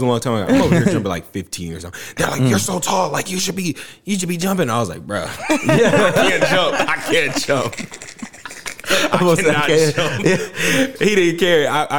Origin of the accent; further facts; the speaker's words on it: Mansfield, Texas, United States; also born or lived in Arlington, Texas / Denton, Texas; now in Frisco, United States; So I was born in Arlington. Then I grew up in Mansfield. So most of my life. So I would say I'm from Mansfield. And college, went to UNT, and now I'm in the Frisco area.